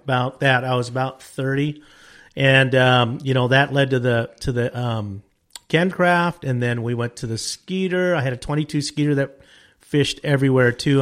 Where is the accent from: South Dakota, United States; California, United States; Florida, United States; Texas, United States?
California, United States; Wilmington; moved away as an adult; also born or lived in Lopez Lake area, California; I grew up in Wilmington